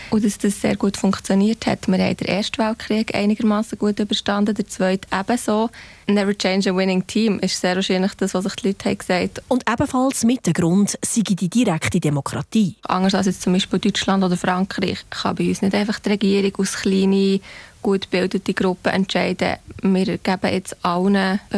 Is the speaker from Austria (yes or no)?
no; Switzerland; dass die Schweiz sehr patriarchal aufgestellt war von Anfang an, dass das unsere Identifikation ist als Schweizer.